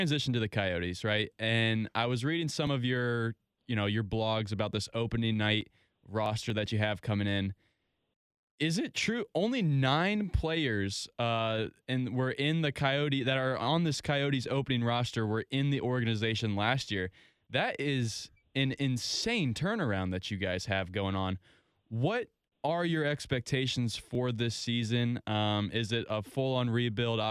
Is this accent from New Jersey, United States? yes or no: no; Ohio, United States; I'm from Ohio. My mom didn't let me go out of state. She made me stay in Ohio